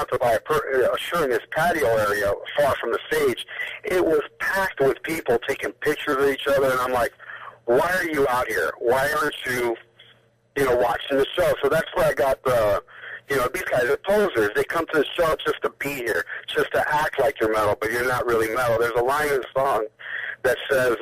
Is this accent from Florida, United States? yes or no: yes; Miami Beach, Florida, United States; I'm from Miami Beach